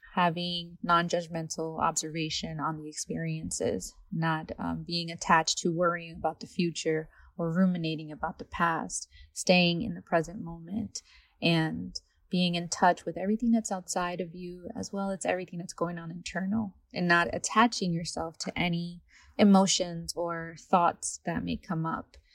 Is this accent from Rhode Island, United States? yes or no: yes; Rhode Island, United States; moved away as an adult; also born or lived in California; I'm originally from Rhode Island